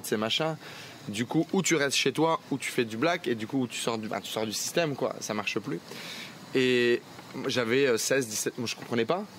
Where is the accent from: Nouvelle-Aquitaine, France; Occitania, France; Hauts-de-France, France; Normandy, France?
Hauts-de-France, France; Nord-Pas-de-Calais; je viens du Nord-Pas-de-Calais